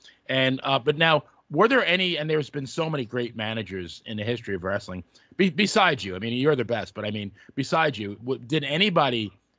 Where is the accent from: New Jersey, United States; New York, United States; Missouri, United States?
New York, United States; I grew up in New York.